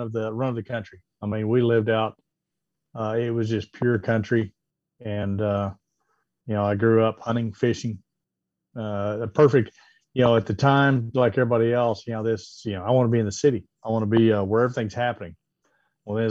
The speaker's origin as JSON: {"language": "English", "region": "Oklahoma", "country": "United States", "tie": "born or raised there", "said": "I grew up in Oklahoma"}